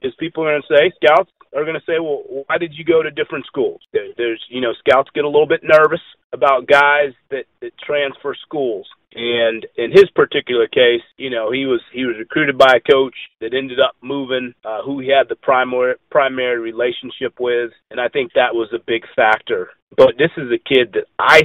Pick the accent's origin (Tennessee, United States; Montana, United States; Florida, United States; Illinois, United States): Florida, United States; Tampa; moved away as an adult; now in Chicago, United States; back at home where I grew up in Tampa area.